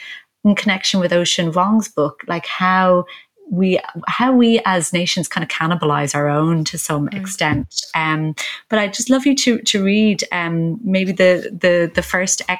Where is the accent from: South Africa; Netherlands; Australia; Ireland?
Ireland; as an Irish person